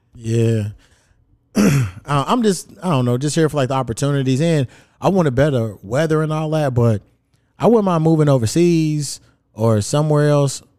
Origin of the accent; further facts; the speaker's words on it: Louisville, Kentucky, United States; moved away; I grew up in Kentucky